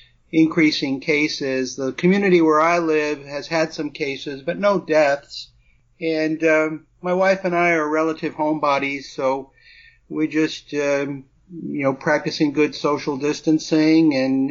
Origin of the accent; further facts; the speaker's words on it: New England, United States; moved away; also born or lived in Brooklyn / New Mexico; Well, I lived most of my life in New England, although I was born in Brooklyn, and then I spent 9 years in New Mexico prior to relocating to the Gulf Coast area of Florida